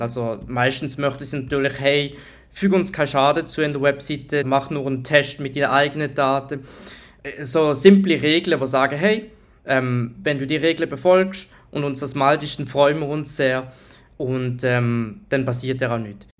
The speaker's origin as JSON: {"language": "German", "country": "Switzerland", "said": "Ich bin Schweizer Ethical Hacker"}